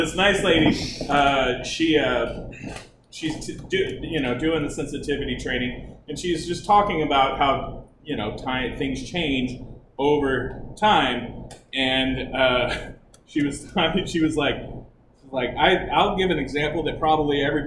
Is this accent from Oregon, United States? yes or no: no; Texas, United States; I'm from Texas